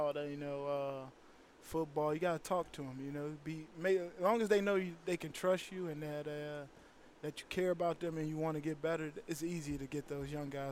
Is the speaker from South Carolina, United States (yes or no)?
no; Chicago, Illinois, United States; Chicago guy. I'm from Chicago